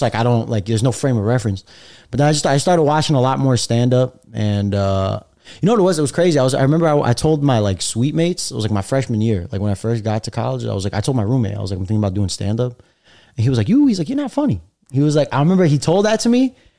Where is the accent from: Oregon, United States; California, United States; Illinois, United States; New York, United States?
New York, United States; New York City; I was born and raised in Brooklyn, but my parents are from uh, Algeria, Egypt.